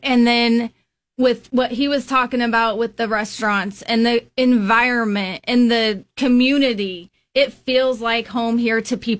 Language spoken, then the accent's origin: English; Cheyenne, Wyoming, United States; born or raised there; now in Lincoln, United States